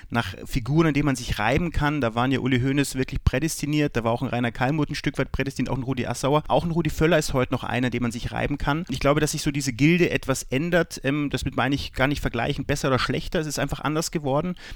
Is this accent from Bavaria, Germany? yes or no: yes; Bavaria, Germany; Was ist bayerischer mir? Das kann ich schwer sagen. Ich spreche auch keinen richtigen Dialekt. Ich habe nicht diese, diese bayerische, bayerischen Slang.